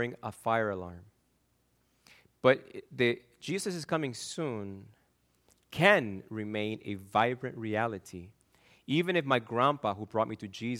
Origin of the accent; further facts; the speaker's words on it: Argentina; moved away; I'm from Argentina